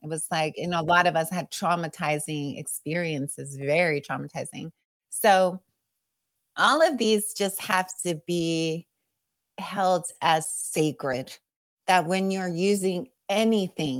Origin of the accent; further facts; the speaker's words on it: Long Beach, California, United States; I grew up and, uh, I was born in East Long Beach